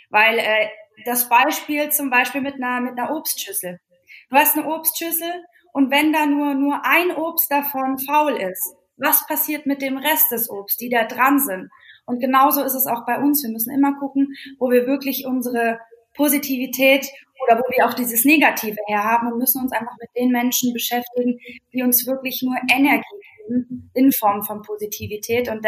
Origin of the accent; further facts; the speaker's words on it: Bavaria, Germany; Also ich selbst bin 29, ganz frisch jetzt und ja, ich bin aufgewachsen im bayerischen Wald